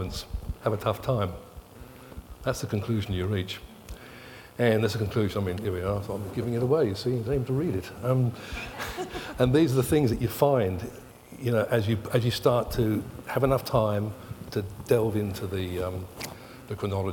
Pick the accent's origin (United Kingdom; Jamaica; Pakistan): United Kingdom; England; moved away as an adult; now in Australia; I was born in England and I worked in England for a long time, and I grew up in the 60s and the 70s in England.